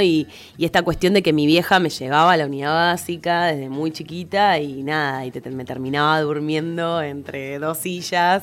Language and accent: Spanish; Buenos Aires, Argentina; soy la única de Cava